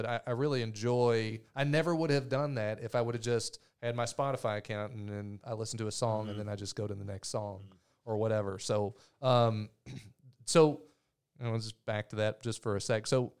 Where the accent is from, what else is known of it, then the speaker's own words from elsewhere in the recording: Louisville, Kentucky, United States; That's where I grew up in Louisville. Mom still lives there.